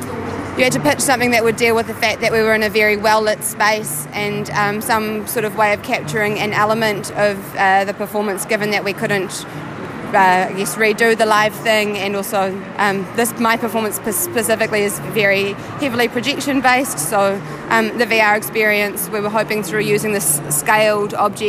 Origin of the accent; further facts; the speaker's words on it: New Zealand; So we are from New Zealand